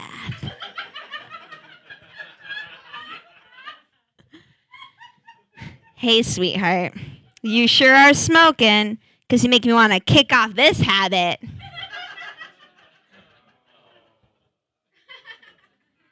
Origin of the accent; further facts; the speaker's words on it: Seattle, Washington, United States; now in Portland, United States; I grew up in Seattle